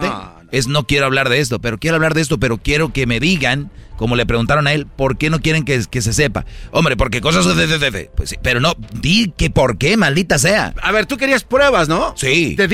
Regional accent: Huentitán, Jalisco, Mexico; porque yo soy de Huentitán. mi mijo! De ahí soy yo.

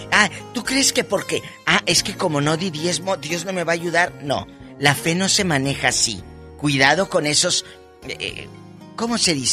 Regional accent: Matamoros, Tamaulipas, Mexico; Muchas gracias, en Bronzeville, Texas y en mi tierra, Matamoros.

